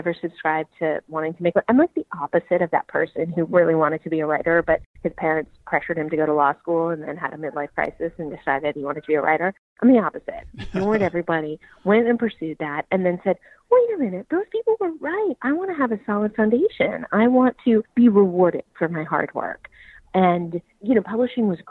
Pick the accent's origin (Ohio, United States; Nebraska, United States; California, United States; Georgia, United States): California, United States; Marin County; I'm from Marin County, which is up north